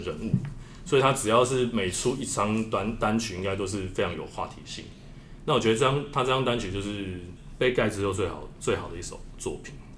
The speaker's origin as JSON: {"language": "Chinese", "country": "Taiwan", "said": "我们台湾人"}